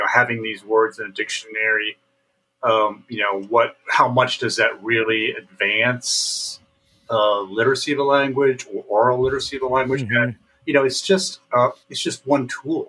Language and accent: English; Central Indiana, United States; my immediate culture of growing up in Central Indiana